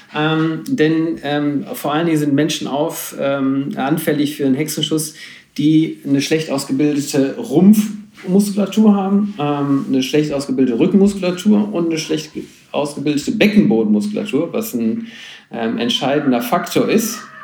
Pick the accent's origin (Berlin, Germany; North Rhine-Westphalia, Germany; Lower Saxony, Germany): North Rhine-Westphalia, Germany; Schwelm; Ich komme ähm, aus dem Bergischen sozusagen, ähm, hinter Wuppertal, ein kleines Städtchen namens Schwell